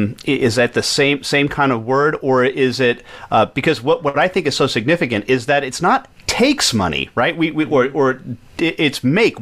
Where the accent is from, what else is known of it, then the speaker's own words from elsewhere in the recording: New York, United States; I grew up in New York